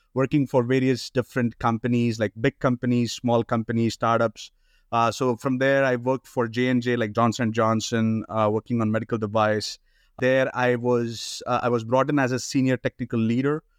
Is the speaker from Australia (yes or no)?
no; India; moved away as an adult; also born or lived in Canada; now in United States; I've been born and brought up in India